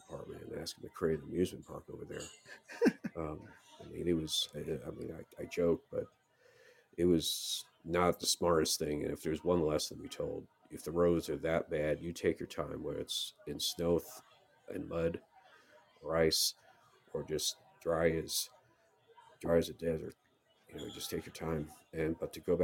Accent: New York, United States; growing up in New York, by the apartment I lived

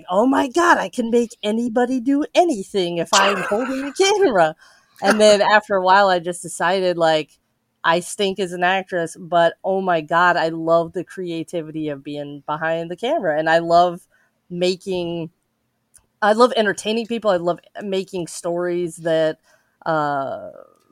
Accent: Casper, Wyoming, United States; I am from Wyoming, a small town called Casper

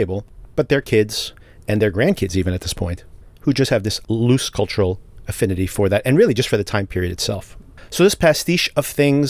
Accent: New Jersey, United States; Right here in my home state of New Jersey

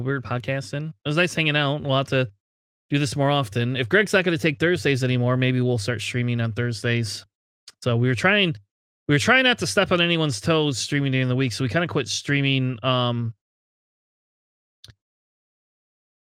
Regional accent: Ohio, United States; I'm from Ohio

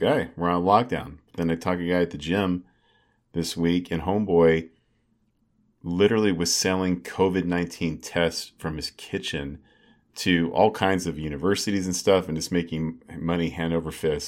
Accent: Arizona, United States; born or raised there; moved away

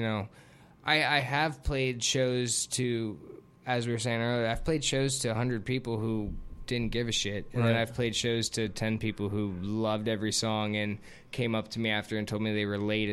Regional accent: Lake Worth, Florida, United States; that's actually my hometown

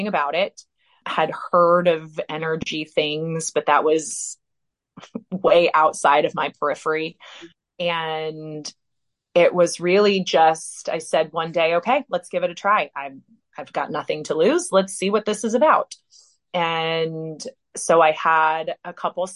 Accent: Indiana, United States; I'm from Indiana originally

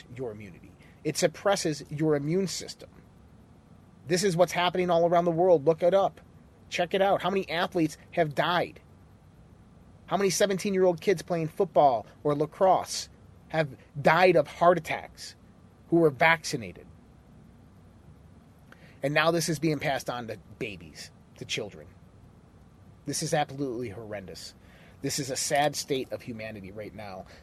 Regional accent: United States; I'm American through and through

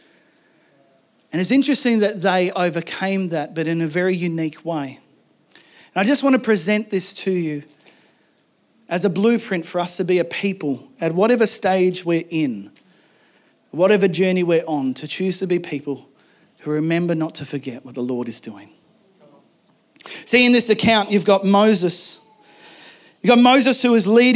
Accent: Macleay Valley, mid-north coast of New South Wales, Australia; I grew up in a valley. I grew up in the Maclay Valley in the mid-north coast of New South Wales.

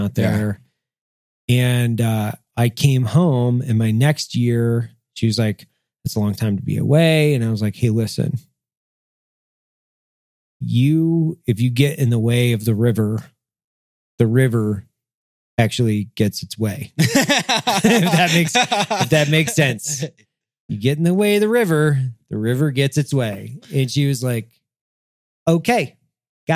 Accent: Lewiston, Idaho, United States; moved away; also born or lived in Weippe, Idaho; I grew up in Weipe and then Lewiston

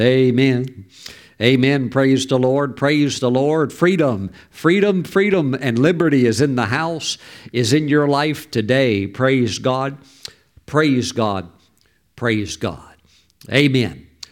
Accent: United States; we as American citizens

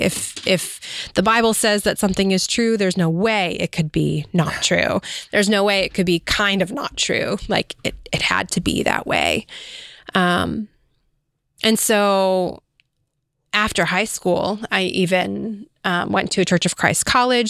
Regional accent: Illinois, United States; also born or lived in California; we moved to Illinois.

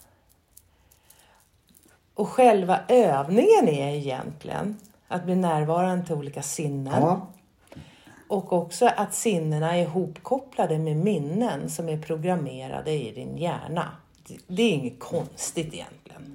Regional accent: Sweden; also born or lived in Skåne (lives); Som svensk, skå, bor i Skå, eh, 50-åring

